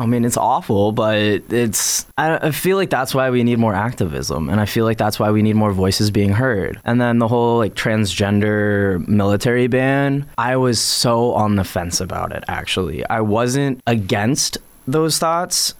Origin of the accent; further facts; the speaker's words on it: Northern Virginia, United States; now in Richmond, United States; I grew up in Northern Virginia